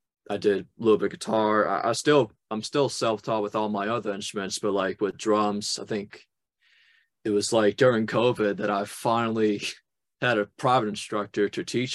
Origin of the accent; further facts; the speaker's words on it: Louisiana, United States; moved away as an adult; also born or lived in New Orleans; now in Boston, United States; I'm from Louisiana